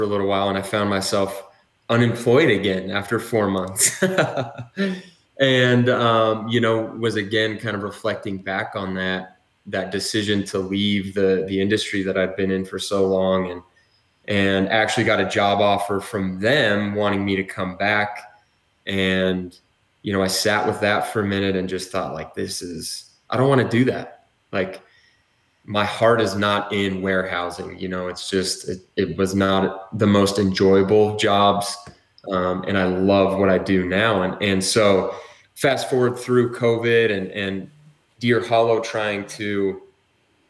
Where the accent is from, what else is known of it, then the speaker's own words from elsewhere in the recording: Utah, United States; also born or lived in American Fork; I'm a native Utahn. I was born and raised in Utah County